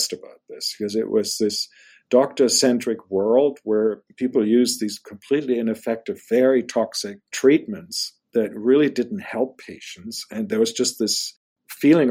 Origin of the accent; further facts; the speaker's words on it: Germany; moved away as an adult; now in United States; I'm German. I was born in Germany